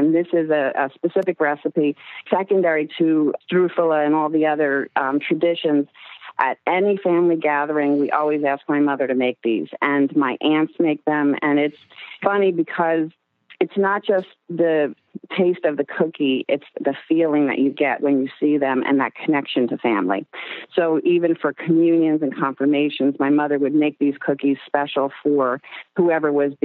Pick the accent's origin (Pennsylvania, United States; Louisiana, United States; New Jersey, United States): New Jersey, United States; also born or lived in Bayside, Queens, New York; I was born in Bayside, Queens, and we moved to the South Jersey area at a young age